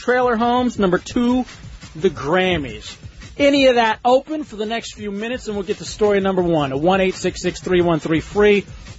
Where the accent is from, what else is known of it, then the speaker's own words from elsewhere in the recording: Texas, United States; I'm from Texas